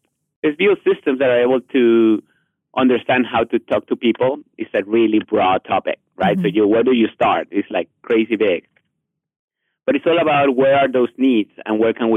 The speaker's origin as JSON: {"language": "English", "country": "Mexico", "second_language": "English", "moved": "yes", "said": "I'm from Mexico originally, I'm a really heavy accent"}